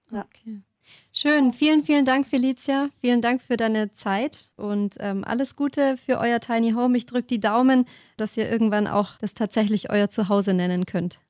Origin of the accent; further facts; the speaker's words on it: Germany; bei uns in Deutschland scheint die Sonne sowieso so wenig